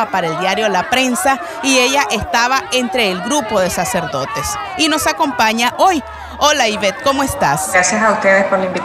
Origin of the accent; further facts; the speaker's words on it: Nicaragua; en nuestro país.